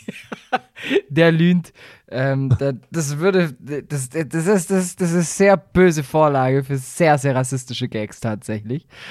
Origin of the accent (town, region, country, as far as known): Baden-Württemberg, Germany